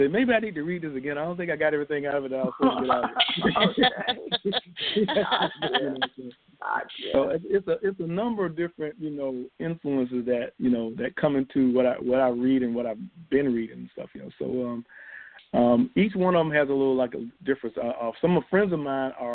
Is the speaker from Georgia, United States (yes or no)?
yes; Columbus, Georgia, United States; I grew up in Columbus, Georgia, small city, you know, living in the suburbs, military family